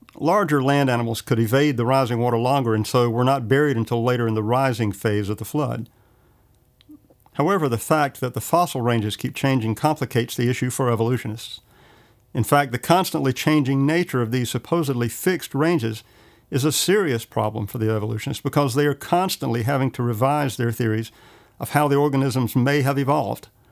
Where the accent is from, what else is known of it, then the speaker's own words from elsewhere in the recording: Johnston County, North Carolina, United States; I grew up in Johnston County